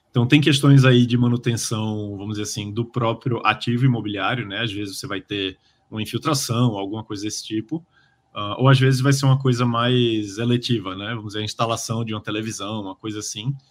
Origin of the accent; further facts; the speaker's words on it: Recife, Pernambuco, Brazil; now in São Paulo, Brazil; eu sou de Recife, vim morar em São Paulo.